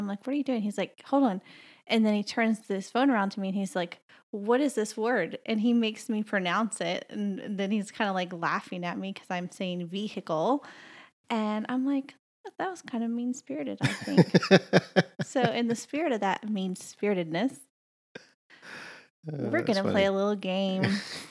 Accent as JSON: {"language": "English", "region": "Southern United States", "country": "United States", "tie": "born or raised there", "accent": "Southern", "said": "I grew up in the South and I dealt with that stigma of if you have a Southern accent and you're from the South, you're uneducated and stupid or whatever."}